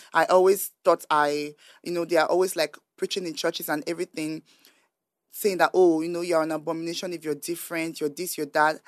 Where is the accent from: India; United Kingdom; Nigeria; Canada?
Nigeria; growing up in Nigeria